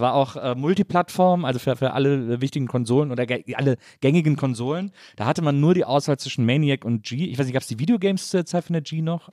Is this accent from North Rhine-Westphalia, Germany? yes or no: yes; Cologne, North Rhine-Westphalia, Germany; als ja. Kölner